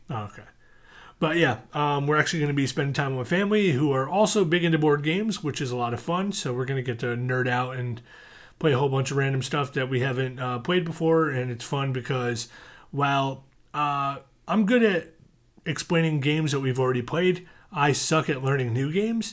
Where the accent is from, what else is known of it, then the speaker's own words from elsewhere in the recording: United States; I grew up outside New York City